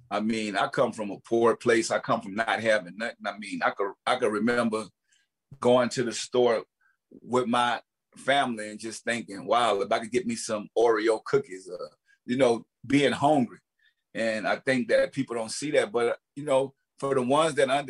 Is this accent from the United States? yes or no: yes; the South, United States; I'm from the South. We all look alike.